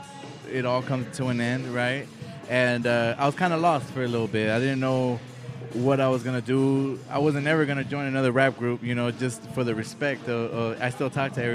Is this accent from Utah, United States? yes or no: no; Oceanside, California, United States; also born or lived in Guadalajara, Mexico; I hail from Oceanside